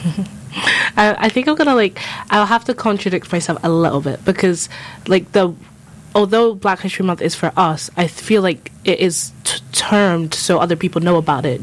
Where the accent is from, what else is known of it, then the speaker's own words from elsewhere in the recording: London, United Kingdom; also born or lived in Scotland; now in St Andrews, United Kingdom; I was born in London, like in North London. I grew up there.